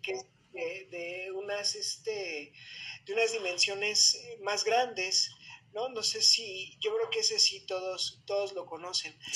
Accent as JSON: {"language": "Spanish", "country": "Mexico", "said": "nuestra raza como mexicanos"}